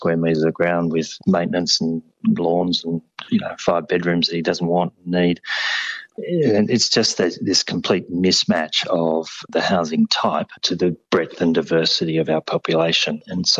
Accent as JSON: {"language": "English", "area": "Northern Rivers", "region": "New South Wales", "country": "Australia", "also_born_or_lived": "Bathurst", "said": "I'm from the Northern Rivers, sort of out far west"}